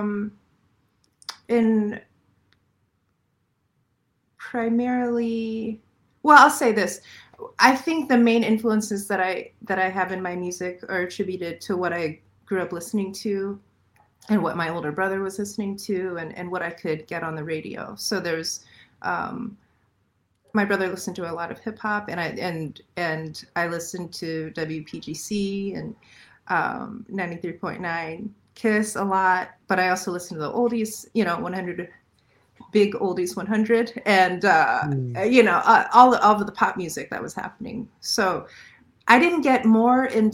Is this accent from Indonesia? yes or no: no; Falls Church, Virginia, United States; moved away; I grew up in Falls Church